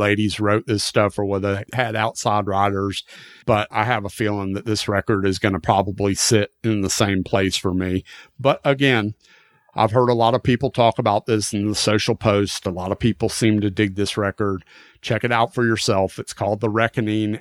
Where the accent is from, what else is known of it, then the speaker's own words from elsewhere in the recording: Florida, United States; I am still in my hometown in Florida